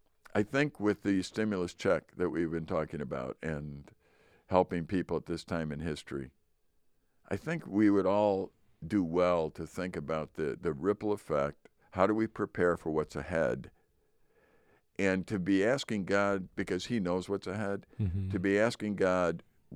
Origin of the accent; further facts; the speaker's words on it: Chicago, Illinois, United States; I remember when we moved up here, I came from Chicago.